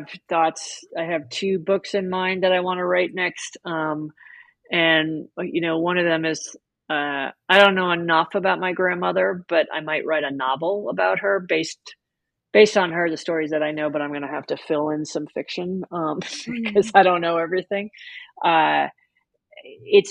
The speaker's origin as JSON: {"language": "English", "town": "New York City", "region": "New York", "country": "United States", "tie": "born or raised there", "said": "I grew up in New York City"}